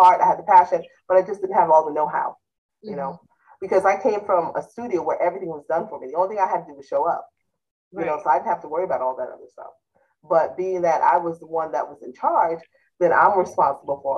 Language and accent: English; South Fallsburg, New York, United States; my hometown in upstate New York